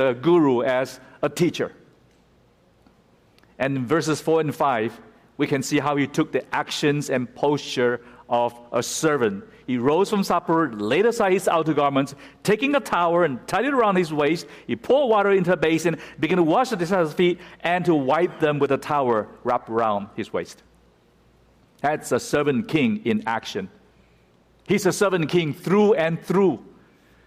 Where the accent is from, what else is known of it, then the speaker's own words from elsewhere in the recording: United States; we as American Christians